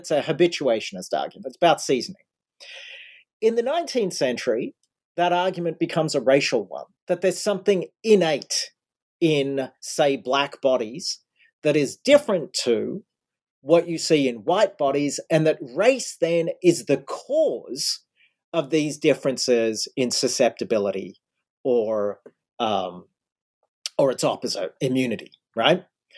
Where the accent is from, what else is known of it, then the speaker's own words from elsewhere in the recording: Australia; now in United States; I grew up in Australia. Now I'm living in the States.